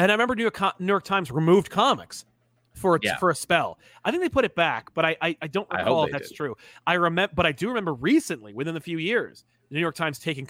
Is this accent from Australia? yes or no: no; India; I grew up in India, and both Marvel and DC published via third party, and we got Spider-Man India out of it.